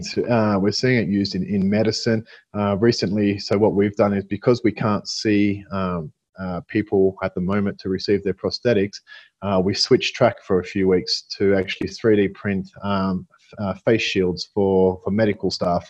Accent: Australia; moved away; I'm Australian

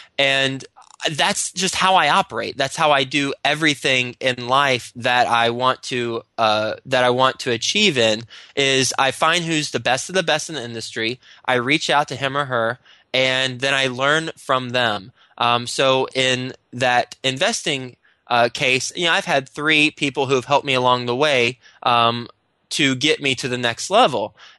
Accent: Texas, United States; now in New York City, United States; Whenever I first moved up to New York City, I'm from Texas, and I moved straight up from, after I graduated, I went to Texas Tech and moved to New York City

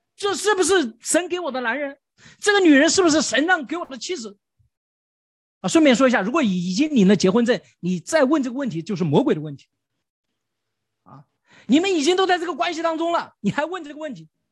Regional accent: China; 我们中国人从小就古代就明白了这个道理

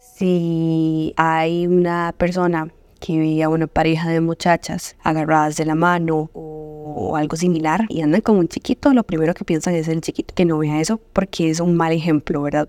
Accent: Golfito, Puntarenas, Costa Rica; now in Greater Metropolitan Area, Costa Rica; Yo soy de Golfito, una zona sumamente rural en comparación al GAM

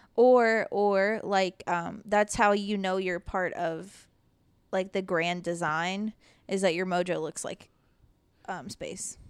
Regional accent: the South, United States; I grew up in the South

